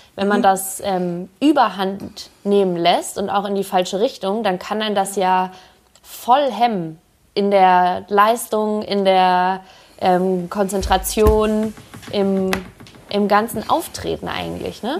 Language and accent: German; Hamburg, Germany; moved away; ich komme aus Hamburg ursprünglich